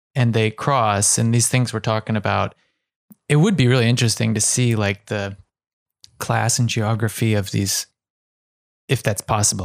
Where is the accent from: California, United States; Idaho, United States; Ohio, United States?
Ohio, United States; growing up in Ohio